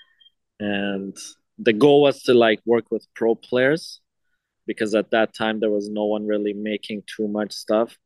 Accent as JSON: {"language": "English", "town": "Toronto", "region": "Ontario", "country": "Canada", "tie": "born or raised there", "also_born_or_lived": "Iran", "said": "I was born in Iran, and around the age of six, I came to Canada in Toronto"}